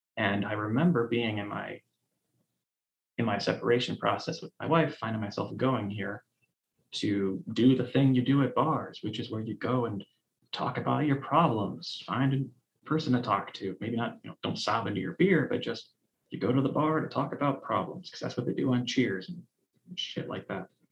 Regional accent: Cleveland, Ohio, United States; I grew up in Cleveland, Ohio.

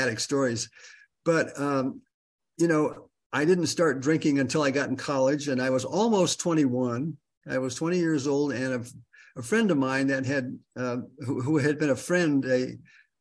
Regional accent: Los Angeles, California, United States; also born or lived in Michigan / Venice, California; I'm from Michigan originally, and I was raised in the San Fernando Valley.

